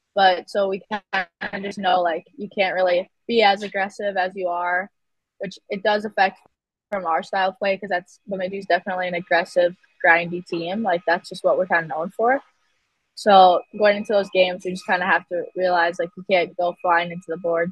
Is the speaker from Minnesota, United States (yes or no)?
yes; Moorhead, Minnesota, United States; also born or lived in Bemidji, Minnesota; growing up in Moorhead, it's kind of just a hockey town.